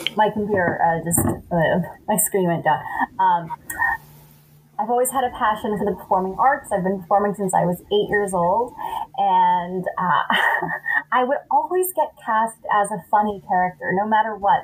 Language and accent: English; Los Angeles, California, United States; I am not from Atlanta. I am from Los Angeles.